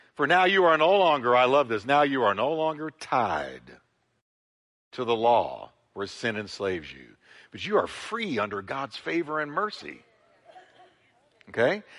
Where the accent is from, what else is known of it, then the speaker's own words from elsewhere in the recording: United States; As an American, I'm subject to American laws